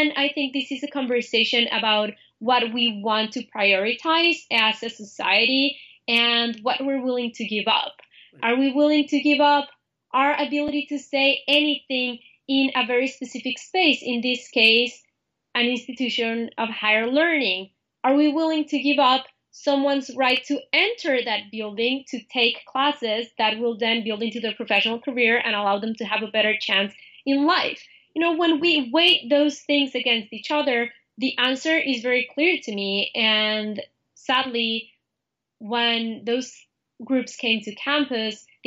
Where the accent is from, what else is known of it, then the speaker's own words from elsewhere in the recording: Mexico City, Mexico; moved away; I'm from Mexico City, and I'm here part of the La Raza Student Association